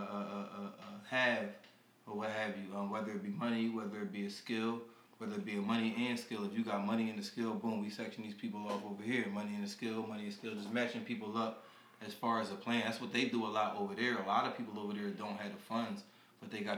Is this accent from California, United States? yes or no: no; Philadelphia, Pennsylvania, United States; I'm from Philly